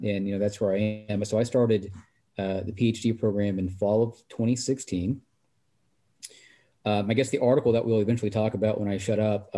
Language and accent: English; United States